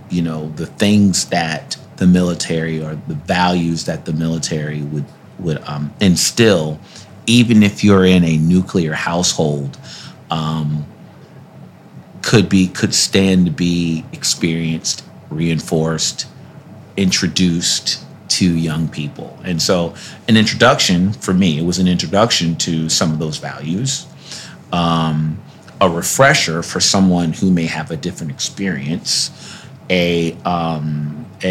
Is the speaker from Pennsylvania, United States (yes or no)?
no; New York City, New York, United States; also born or lived in White Plains, New York; I was a wild child growing up in Brooklyn in the Bronx, and then, you know, eventually in Westchester County, right downstate, a place called White Plains, New York